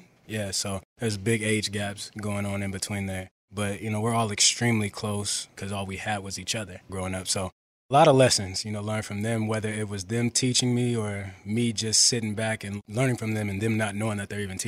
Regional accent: West Coast, United States; moved away as an adult; also born or lived in Carolina; now in Philadelphia, United States; I'm from the West Coast.

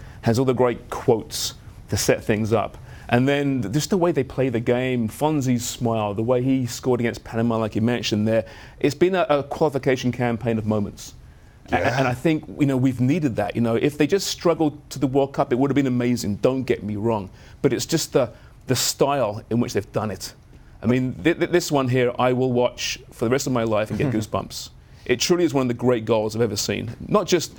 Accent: England, United Kingdom; I'm English

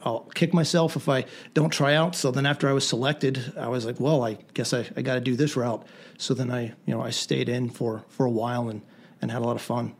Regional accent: Lancaster County, southern Pennsylvania, United States; I grew up in Pennsylvania, southern Pennsylvania, in, in Lancaster County.

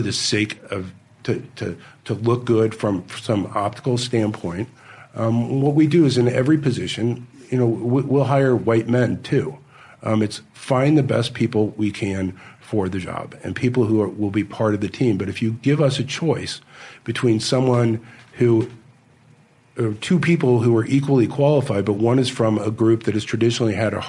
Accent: Kansas, United States; I grew up in Kansas

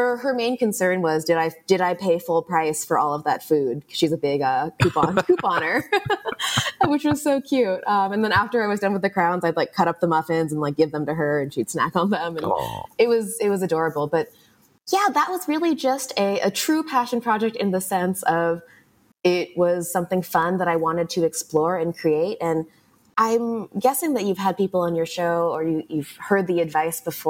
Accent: Los Angeles, California, United States; I grew up in Los Angeles

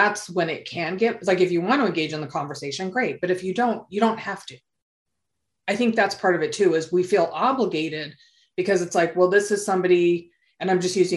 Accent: Southern California, United States; I was born and raised here in Southern California

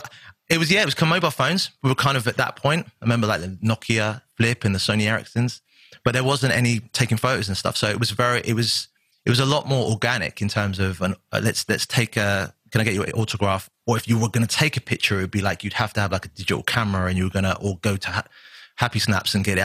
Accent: Southampton, South East England, United Kingdom; also born or lived in Miami; a little kid from Southampton in a council estate

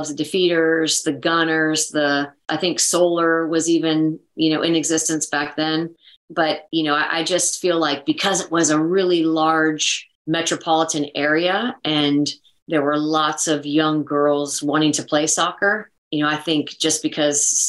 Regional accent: North Texas, United States; moved away as an adult; I grew up there and was on a very good club team

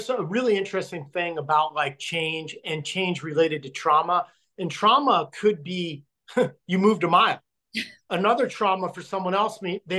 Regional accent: Logan, Utah, United States; born there; I was born in Logan, Utah, when my dad was stationed there after Vietnam as a recruiter.

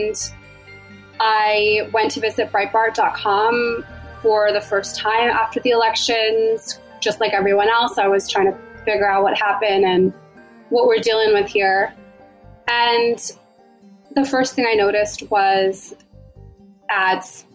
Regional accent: Maryland, United States; We're both originally from Maryland

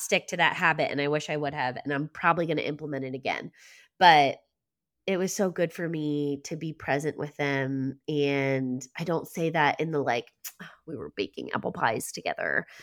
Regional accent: Lancaster County, Pennsylvania, United States; I grew up Mennonite in Lancaster County

